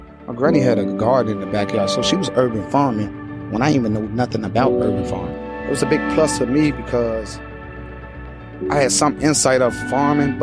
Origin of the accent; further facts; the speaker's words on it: Chicago, Illinois, United States; As I grew up in Woodlawn, it was very tough for a young black kid